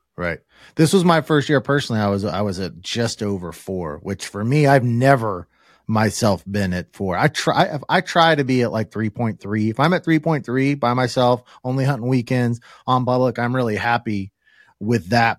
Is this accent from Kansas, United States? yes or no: yes; Kansas, United States; being a Kansas boy